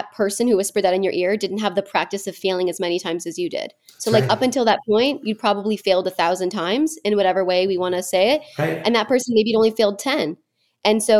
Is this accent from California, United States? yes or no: yes; Manhattan Beach, California, United States; I was raised in Manhattan Beach